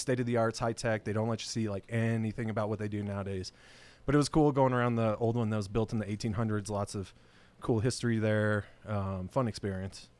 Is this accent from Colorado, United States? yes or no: yes; Colorado, United States; Born and raised here, man. I mean, Colorado bred